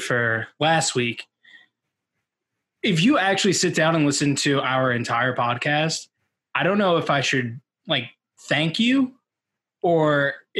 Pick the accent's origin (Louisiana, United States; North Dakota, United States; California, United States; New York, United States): New York, United States; Long Island; I'm from Long Island